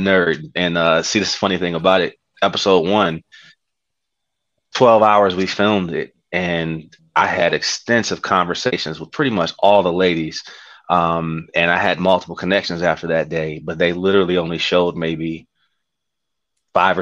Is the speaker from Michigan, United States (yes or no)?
yes; Detroit, Michigan, United States; moved away as an adult; now in Dallas, United States; I'm from Detroit